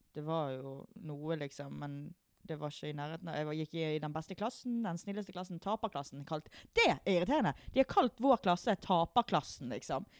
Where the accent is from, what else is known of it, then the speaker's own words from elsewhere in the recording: Sotra, Vestland, Norway; vi er jo fra Sotra, så vi er jo fra uh, liten og liten bygd